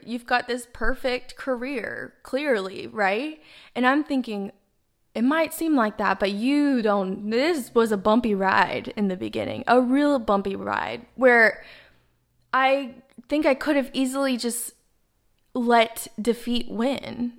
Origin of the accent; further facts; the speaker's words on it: Dallas, Texas, United States; now in Miami, United States; I'm from Dallas, Texas, but I'm currently based out of Miami, Florida